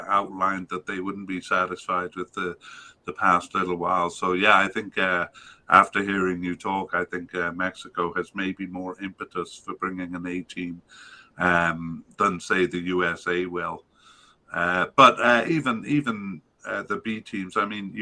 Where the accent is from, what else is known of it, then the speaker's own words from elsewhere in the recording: Canada; as a Canadian